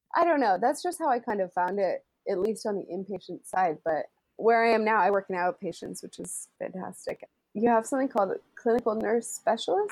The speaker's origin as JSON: {"language": "English", "country": "United States", "moved": "as an adult", "lives_now": "London, United Kingdom", "said": "I'm the American."}